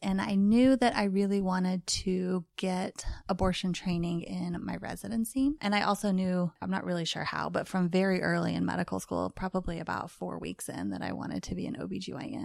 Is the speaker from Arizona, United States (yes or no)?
no; Missouri, United States; moved away; We are in my home right now in Parkville, Missouri, um, which is not too far where I grew up. I'm a native Missourian